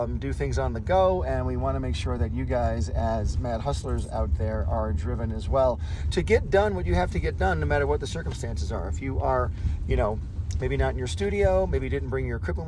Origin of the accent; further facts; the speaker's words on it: California, United States; we're from California